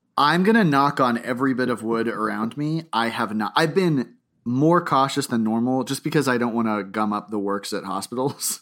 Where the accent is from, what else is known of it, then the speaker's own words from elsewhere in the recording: Boca Raton, Florida, United States; I grew up, I was born in Boca Raton, Florida